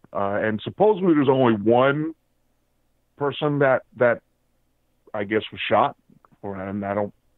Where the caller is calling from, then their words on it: San Diego, California, United States; And also I'm calling from Cali, just to let you know